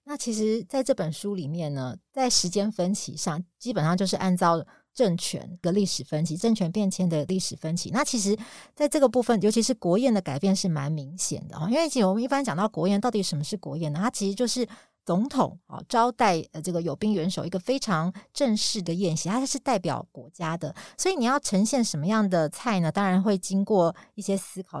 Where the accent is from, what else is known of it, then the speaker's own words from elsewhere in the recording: Taipei, Taiwan; 我是台北小孩啦